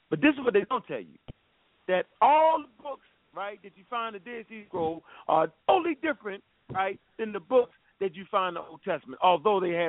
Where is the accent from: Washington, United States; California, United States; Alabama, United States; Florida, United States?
Alabama, United States; Birmingham; I'm from Birmingham, Alabama.